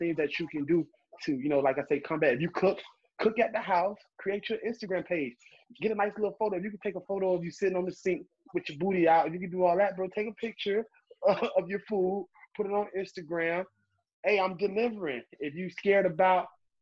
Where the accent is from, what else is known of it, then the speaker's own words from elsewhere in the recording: Miami, Florida, United States; I grew up in Miami